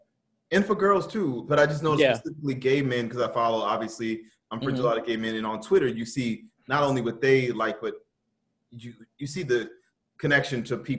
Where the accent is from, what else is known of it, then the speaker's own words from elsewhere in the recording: New Orleans, Louisiana, United States; I grew up with them in New Orleans